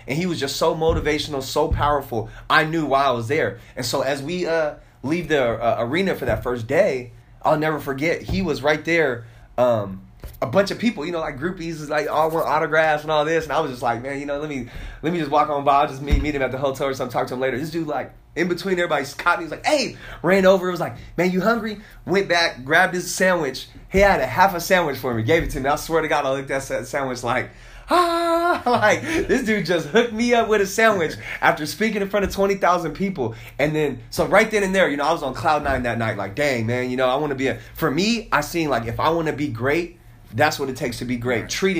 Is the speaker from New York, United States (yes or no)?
no; Oklahoma, United States; Me being rich, growing up in Oklahoma, the only thing I thought was being rich was you drove a Benz.